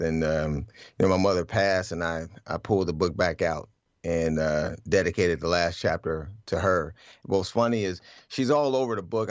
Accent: Cleveland, Ohio, United States; I grew up in Cleveland

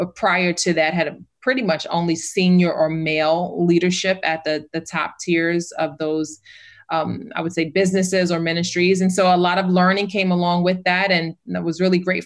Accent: New York City, New York, United States; I am from New York City.

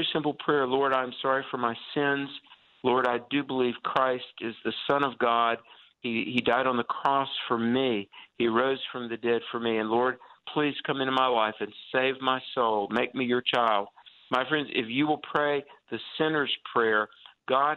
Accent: the South, United States; accent: southern; my southern accent

